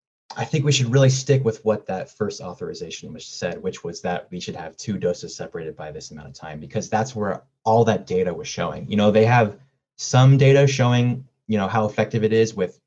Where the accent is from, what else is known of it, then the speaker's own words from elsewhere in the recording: San Diego, California, United States; moved away as an adult; You know, I'm from San Diego and I lived there all my life before I turned 18, and so I try to keep my ear down at what's happening down there.